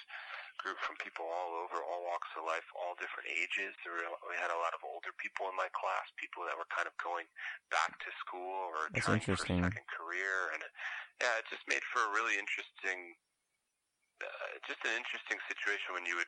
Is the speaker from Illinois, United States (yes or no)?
yes; outside of Chicago, Illinois, United States; moved away; I grew up outside of Chicago. Most of my family's still there.